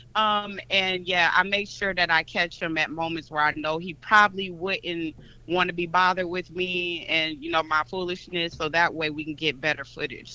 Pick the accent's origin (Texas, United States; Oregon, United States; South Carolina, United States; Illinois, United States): Illinois, United States; Chicago; moved away as an adult; now in Atlanta, United States; I'm originally from Chicago, Illinois, Ooh, but oh, I've been living in Atlanta for about I want to say about 17 years now